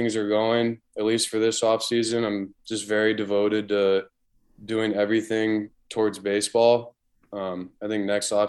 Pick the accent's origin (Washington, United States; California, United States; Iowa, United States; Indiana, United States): California, United States; San Diego; a lot of guys that I grew up in San Diego